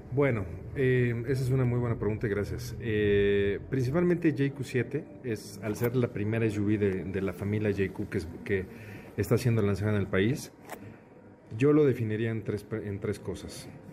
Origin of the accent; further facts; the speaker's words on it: Mexico; nosotros como mexicanos